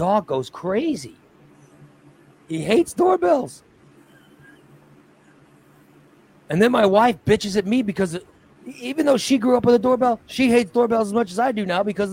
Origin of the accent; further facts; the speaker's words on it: Gillespie, United States; I grew up in Gillespie